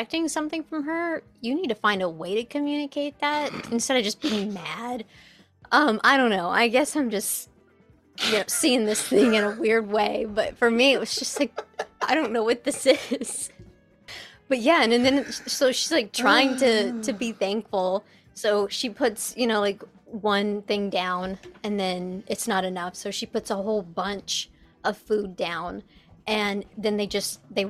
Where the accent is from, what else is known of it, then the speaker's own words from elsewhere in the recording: United States; as an American.